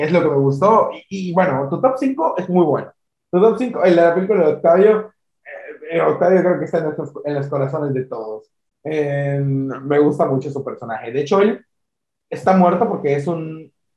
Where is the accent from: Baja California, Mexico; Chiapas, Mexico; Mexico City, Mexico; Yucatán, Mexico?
Yucatán, Mexico; yo soy de Yucatán, eh, eh, yo estoy aquí eh, en, este estado